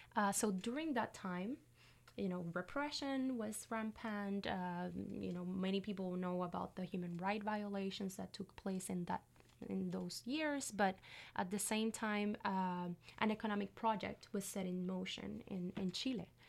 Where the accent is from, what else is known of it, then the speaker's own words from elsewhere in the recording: Puerto Rico; first language Spanish; English is a second language; moved away as an adult; also born or lived in Montreal, Canada / Kingston, Canada; now in Canada; I'm from Puerto Rico, in the Caribbean